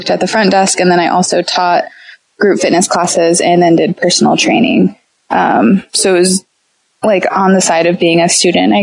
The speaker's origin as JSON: {"language": "English", "region": "Iowa", "country": "United States", "tie": "born or raised there", "said": "I grew up in Iowa."}